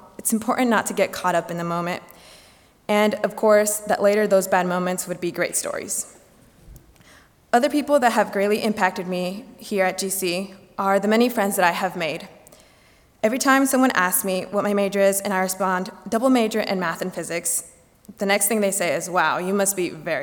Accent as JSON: {"language": "English", "town": "Grand Rapids", "region": "Michigan", "country": "United States", "tie": "born or raised there", "moved": "as an adult", "said": "my hometown is in red. So it's only about an hour and 15 minute drive"}